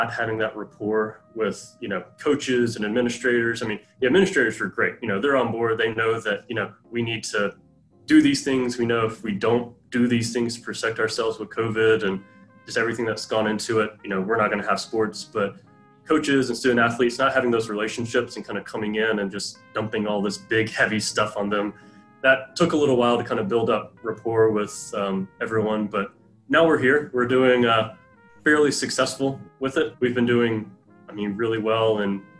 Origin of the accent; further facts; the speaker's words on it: the South, United States; growing up in the South